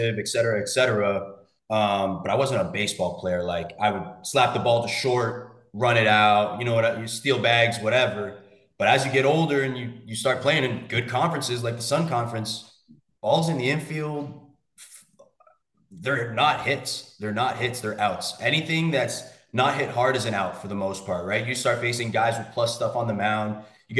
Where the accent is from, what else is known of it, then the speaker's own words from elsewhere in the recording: Toronto, Ontario, Canada; moved away as an adult; I'm originally from Toronto, Canada.